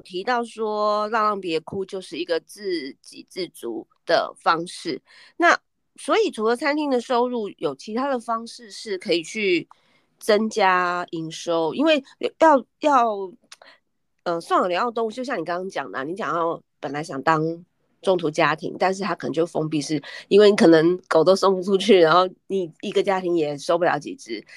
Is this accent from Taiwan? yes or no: yes; Taipei, Taiwan; 我们两个嗯。其实都是台北人